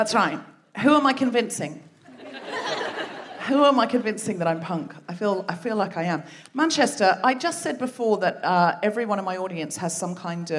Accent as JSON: {"language": "English", "country": "Australia", "moved": "yes", "said": "I'm myself originally from Australia"}